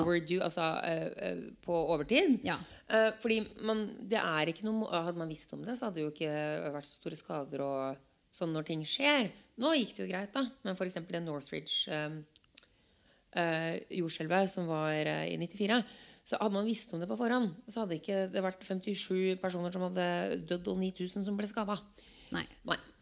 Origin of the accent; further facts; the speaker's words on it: Norway; moved away; jeg som nordmann